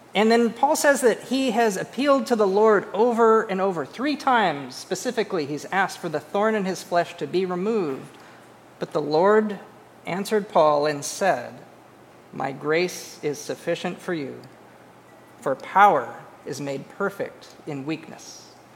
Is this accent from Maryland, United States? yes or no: no; Carpinteria, California, United States; moved away; growing up in a town called Carpinteria. And so that's where I'm from. It's a small town, it's on the coast of California